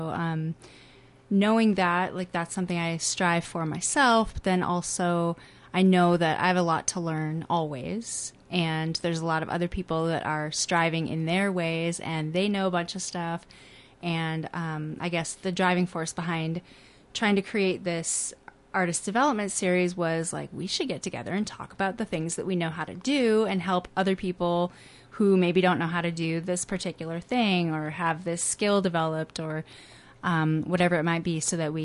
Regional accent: Farmington, Minnesota, United States; moved away as an adult; also born or lived in California; now in Northfield, United States; I grew up in Farmington

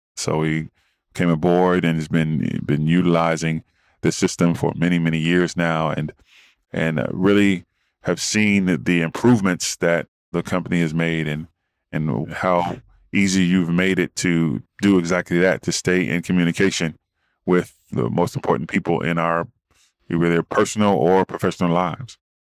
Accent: Dayton, Ohio, United States; moved away as an adult; also born or lived in Arizona; now in California, United States; I'm from Midwest town of Dayton, Ohio, and came out west to play football for Arizona State

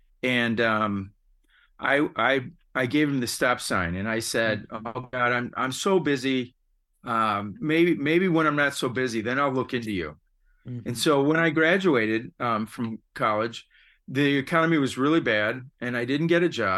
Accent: Cleveland, Ohio, United States; I was raised in Cleveland and came down to go to college at, like many people in Ohio, at Ohio State. And like many people that go to Ohio State, I wound up staying here.

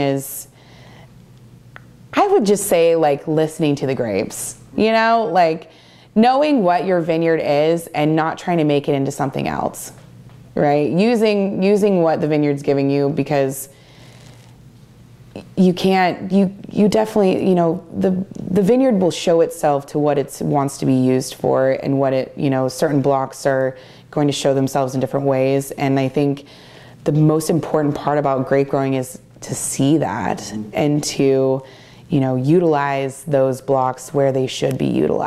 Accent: Dufur, Oregon, United States; I grew up in Eastern Oregon

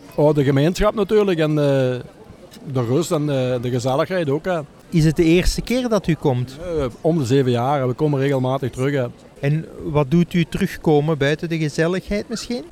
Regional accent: Lanaken, Flanders, Belgium; Van Veldwezel-Laanaken, tegen Maastricht

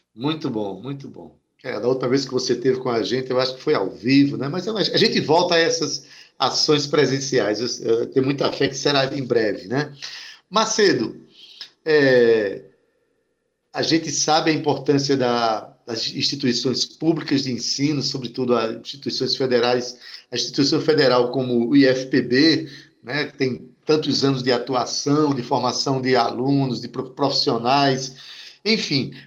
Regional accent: Brazil; eu sou brasileiro

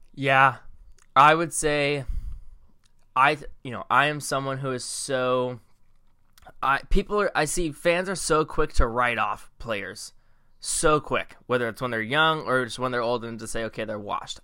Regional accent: Bay Area, California, United States; we're from the Bay Area

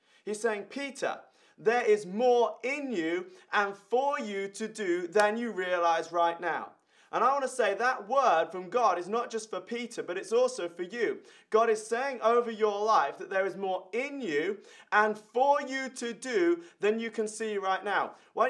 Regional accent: Ireland; I remember when I was 11 years old, I was growing up in Ireland.

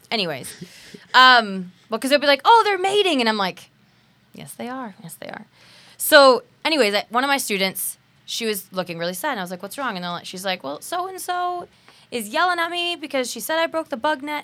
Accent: United States; We're American.

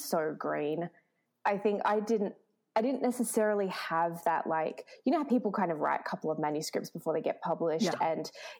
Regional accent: Melbourne, Victoria, Australia; now in Toronto, Canada; I come from Melbourne and I live in Toronto

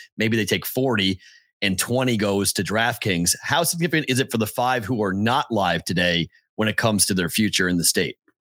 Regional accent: Andover, Massachusetts, United States; Andover, my hometown

